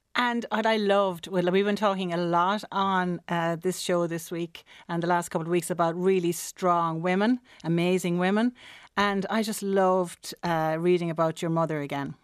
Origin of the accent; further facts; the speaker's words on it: Listowel, Munster, Ireland; my hometown, which is Listowel in County Kerry